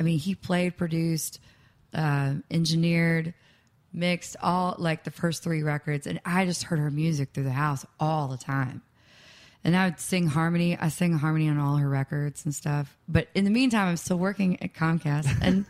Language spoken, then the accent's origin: English; Nashville, Tennessee, United States; I grew up here in Nashville, and I loved Nashville, but I also hated it.